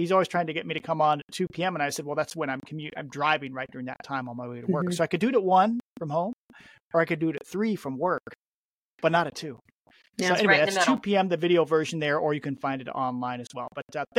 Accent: Chehalis, Washington, United States; where I grew up in Chehalis, which is notorious for flooding on the Chehalis River and the Nawakam River

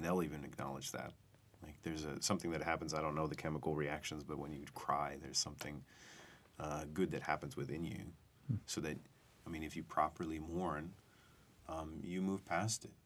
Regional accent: United States; what I've been taught as an American, as a kid growing up

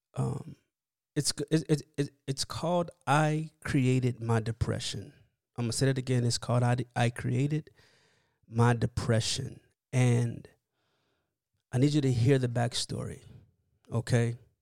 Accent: Miami, Florida, United States; now in California, United States; I'm from Miami.

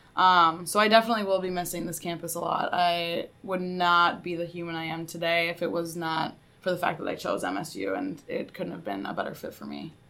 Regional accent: Sioux Falls, South Dakota, United States; moved away as an adult; now in Mankato, United States; I'm from Sioux Falls, South Dakota

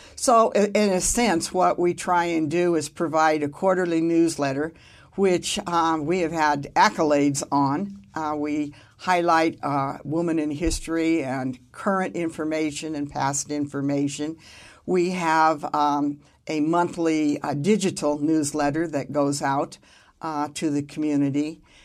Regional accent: Carson City, Nevada, United States; I grew up in Carson

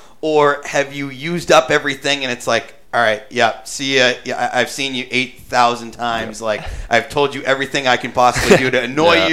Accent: New England, United States; I grew up in New England

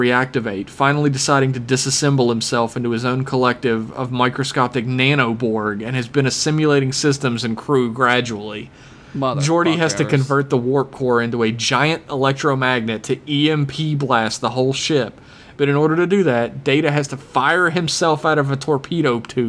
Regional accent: Sweden; Here to represent my home country of Sweden in your growing global fan base.

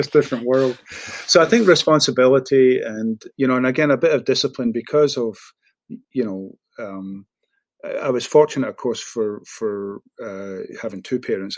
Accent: Glasgow, Scotland, United Kingdom; moved away as an adult; now in Houston, United States; I was born and raised in Postle Park and then moved to the Milton. So not the most salubrious parts of Glasgow

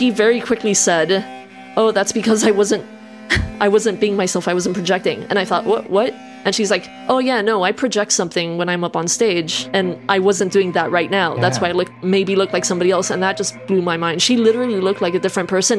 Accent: Miami, Florida, United States; moved away as an adult; also born or lived in Colombia; now in England; I'm the alternative kid that grew up then in a big city, Miami

